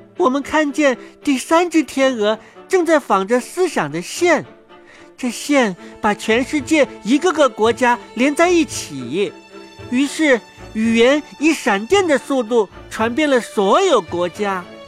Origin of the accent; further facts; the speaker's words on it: Shenzhen, Guangdong, China; 我出生在深圳